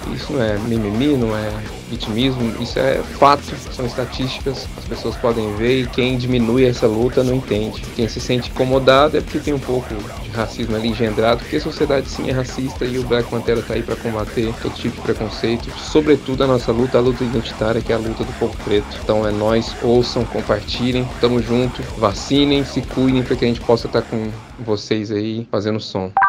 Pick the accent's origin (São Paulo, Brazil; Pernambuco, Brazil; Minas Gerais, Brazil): Minas Gerais, Brazil; Nós somos de Minas Gerais, do interior de Minas, nós somos uma banda preta